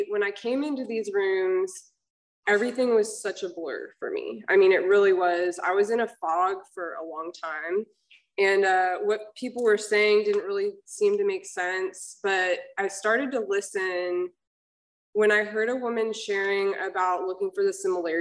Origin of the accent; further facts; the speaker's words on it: Georgia, United States; now in Laguna Hills, United States; I'm actually from Georgia